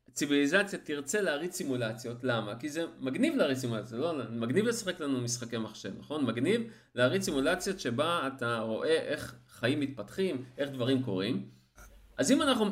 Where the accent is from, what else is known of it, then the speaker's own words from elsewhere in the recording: Eilat, Southern District, Israel; אני אילתי